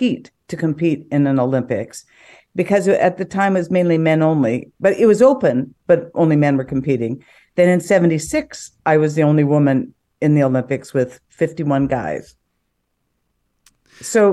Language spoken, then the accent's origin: English; Edmonton, Alberta, Canada; also born or lived in Calgary, Canada; I grew up in Calgary and then in Edmonton, and I played junior high sport.